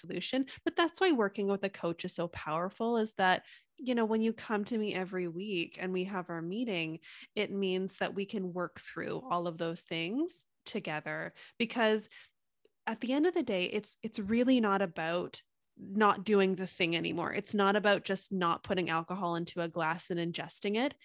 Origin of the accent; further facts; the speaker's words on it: Canada; I'm from Canada